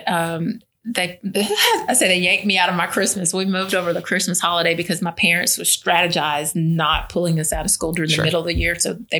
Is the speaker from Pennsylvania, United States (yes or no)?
no; Albany, Georgia, United States; also born or lived in Savannah; Like, yeah, I was born in Savannah and that's where my roots are, but I'm from Albany.